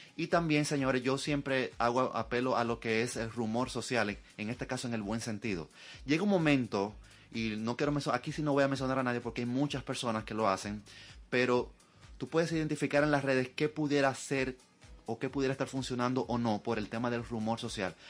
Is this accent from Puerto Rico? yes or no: no; Dominican Republic; nosotros como dominicanos